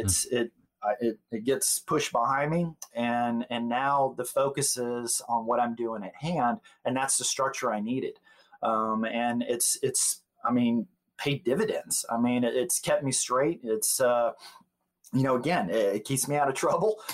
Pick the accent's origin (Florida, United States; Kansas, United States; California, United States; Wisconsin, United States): Florida, United States; Gulf Breeze; moved away as an adult; also born or lived in South Dakota; now in Tennessee, United States; we moved back to uh, to Florida, Gulf Breeze, Florida. It was my hometown